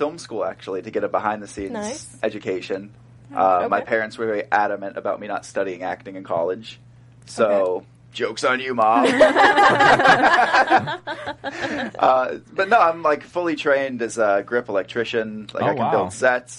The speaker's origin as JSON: {"language": "English", "town": "Cincinnati", "region": "Ohio", "country": "United States", "tie": "born or raised there", "said": "I grew up in Ohio, and there's a lot of cornfields"}